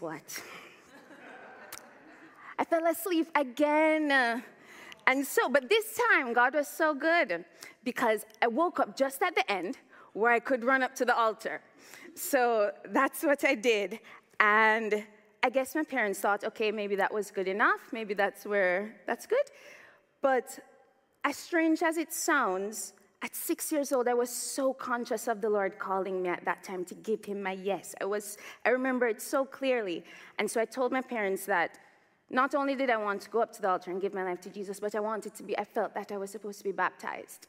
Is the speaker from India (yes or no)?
no; Jamaica; also born or lived in Toronto, Canada; now in Oxford, United Kingdom; growing up in Jamaica